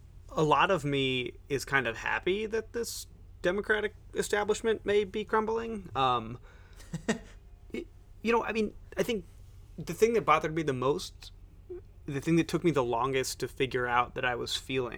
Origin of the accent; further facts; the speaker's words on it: New York, United States; I'm from New York and really into New York City